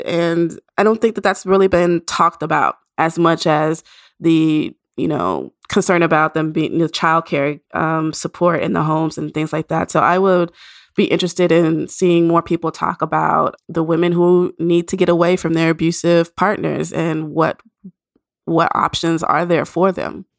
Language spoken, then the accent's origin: English; Nashville, Tennessee, United States; moved away; Nashville, the, my hometown